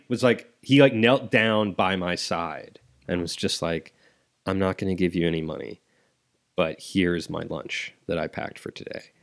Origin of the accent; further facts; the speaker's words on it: Columbus, Ohio, United States; I'm from Ohio, from Columbus